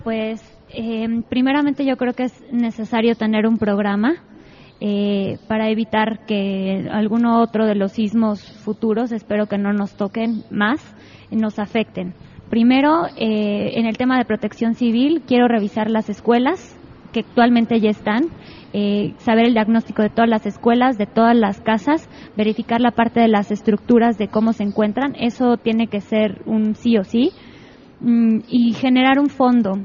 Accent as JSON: {"language": "Spanish", "area": "San Bartolo Ameyalco", "region": "Mexico City", "country": "Mexico", "tie": "born or raised there", "said": "yo crecí en San Bartolomé meyalco"}